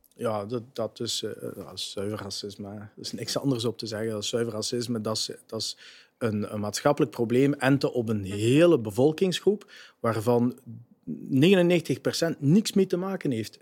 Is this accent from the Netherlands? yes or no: no; Genk, Flanders, Belgium; Jij bent van Genk, ik ben van Genk, we zijn geboren in Genk